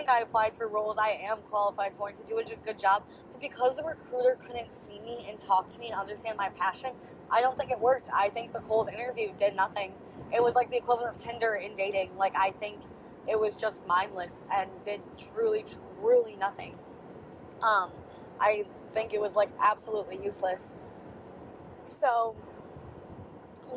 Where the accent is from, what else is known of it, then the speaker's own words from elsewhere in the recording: Wisconsin, United States; I was from Wisconsin and the company is based in Wisconsin